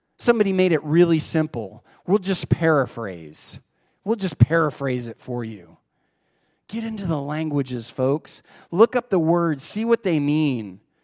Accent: United States; We're Americans

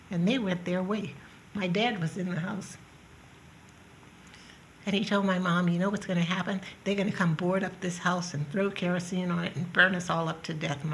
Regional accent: New Orleans, Louisiana, United States; I grew up in the South, in New Orleans, under strict segregation, one of eight children. My dad worked in a factory, and my mom was a housekeeper

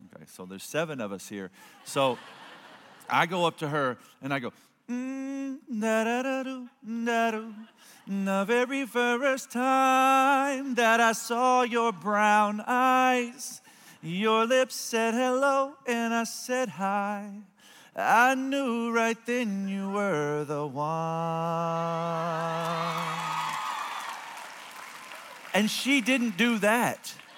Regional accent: Cuero, Texas, United States; from Cuero

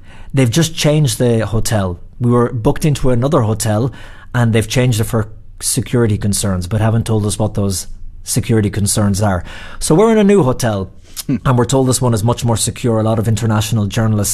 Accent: Ireland; moved away; also born or lived in New York; I'm Irish

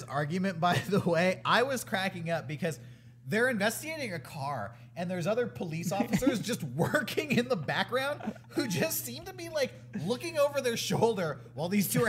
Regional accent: California, United States; we're from California.

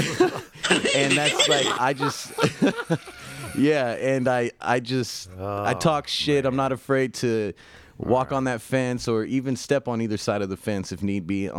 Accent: Riverside, California, United States; moved away as an adult; now in Los Angeles, United States; I'm originally from Riverside, California

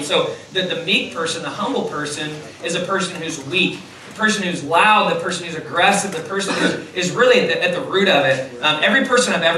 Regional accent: Louisville, Kentucky, United States; I'm from Kentucky

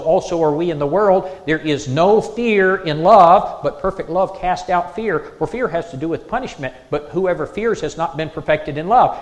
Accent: South Carolina, United States; moved away; I'm from South Carolina

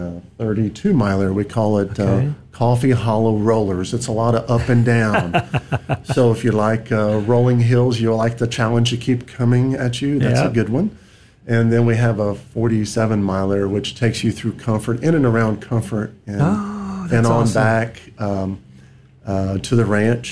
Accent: Texas, United States; We're all from Texas

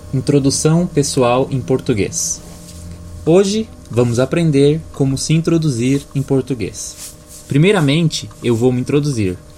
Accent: Brazil; Eu sou brasileiro

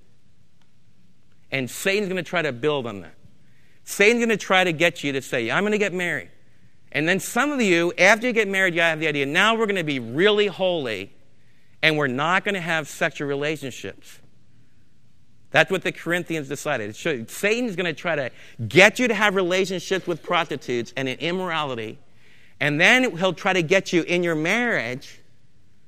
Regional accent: United States

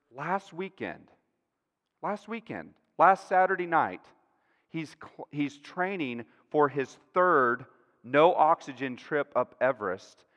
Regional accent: Texas, United States; I'm a Texan, you know, I'm used to these flat plains

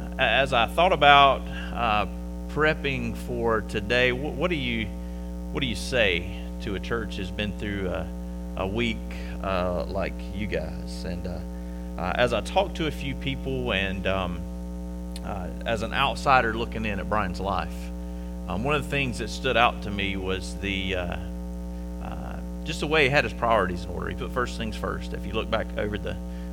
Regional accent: Conway, South Carolina, United States; moved away as an adult; now in Upstate South Carolina, United States; I am originally from Conway, South Carolina

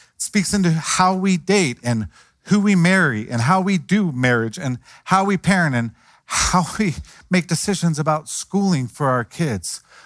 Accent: Cincinnati, Ohio, United States; I grew up in Cincinnati

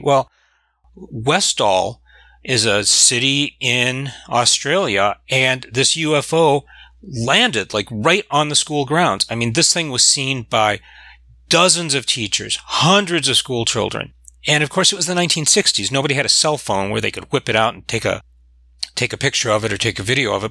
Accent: Michigan, United States; I'm from Michigan

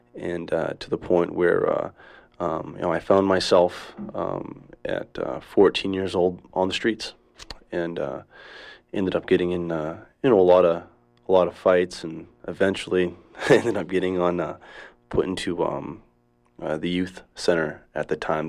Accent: Levant, Maine, United States; I was born and raised right here in Maine. Uh, I grew up in a small town outside of Bangor, uh, called Levant.

